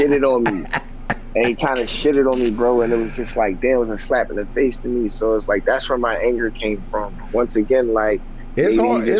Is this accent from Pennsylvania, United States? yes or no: yes; near Philadelphia, Pennsylvania, United States; I'm not from Philly. I'm not far from Philly. And my whole family, I grew up playing both sides. My dad's side, my dad lived in North, my aunt in the West.